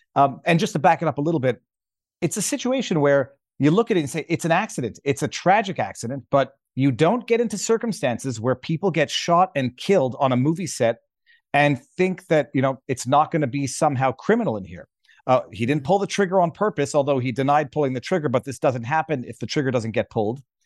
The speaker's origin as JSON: {"language": "English", "region": "Quebec", "country": "Canada", "said": "I'm a Canadian Quebec commercial litigator"}